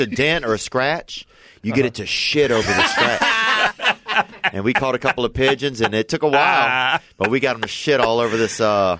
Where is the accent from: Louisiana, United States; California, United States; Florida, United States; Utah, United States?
Louisiana, United States; a small town outside of New Orleans; moved away; I'm from Louisiana, man. I'm from a small town outside of New Orleans.